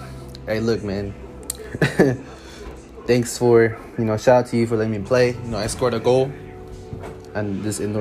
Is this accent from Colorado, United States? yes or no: no; Dallas, Texas, United States; born and raised in Dallas, Texas.